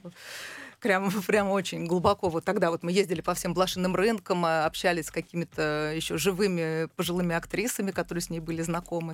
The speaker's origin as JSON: {"language": "Russian", "country": "Israel", "tie": "born or raised there", "also_born_or_lived": "Russia", "moved": "yes", "said": "я росла в Израиле"}